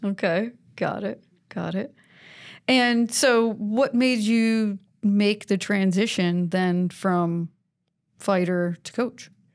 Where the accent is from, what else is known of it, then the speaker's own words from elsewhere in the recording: New York, United States; moved away as an adult; also born or lived in Connecticut; now in South Carolina, United States; I grew up in New York